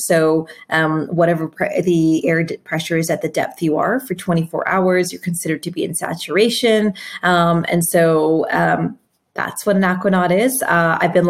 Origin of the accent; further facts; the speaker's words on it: Canada; I was growing up in Canada